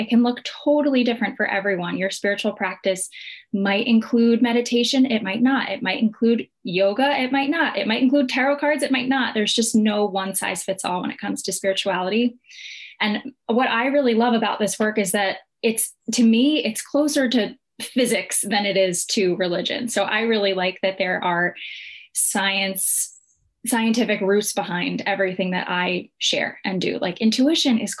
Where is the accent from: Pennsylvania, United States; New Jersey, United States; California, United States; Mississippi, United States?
New Jersey, United States; I was raised in New Jersey, an Italian-American family